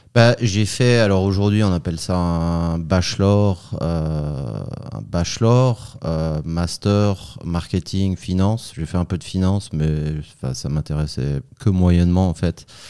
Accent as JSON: {"language": "French", "town": "Chambéry", "region": "Auvergne-Rhône-Alpes", "country": "France", "tie": "born or raised there", "also_born_or_lived": "Paris / Lausanne", "moved": "as an adult", "lives_now": "Switzerland", "said": "je suis né à Chambéry en Savoie"}